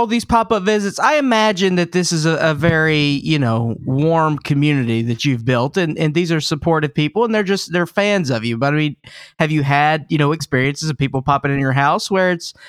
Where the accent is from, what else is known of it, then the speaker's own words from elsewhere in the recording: the South, United States; So I'm from the South.